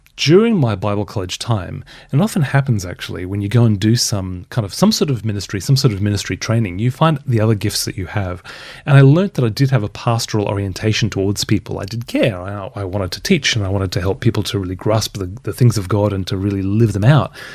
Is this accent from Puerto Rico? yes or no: no; Brisbane, Queensland, Australia; accent: softer Australian; moved away as an adult; also born or lived in Perth / Sydney; now in United Kingdom; was born and raised in Brisbane. Twenty-six years in Brisbane, only six and a half in Perth